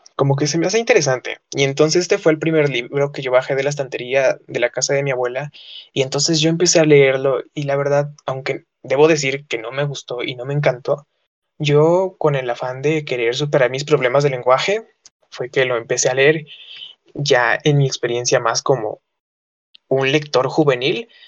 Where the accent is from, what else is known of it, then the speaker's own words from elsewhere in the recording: Tlaxcala, Mexico; soy de Tlaxcala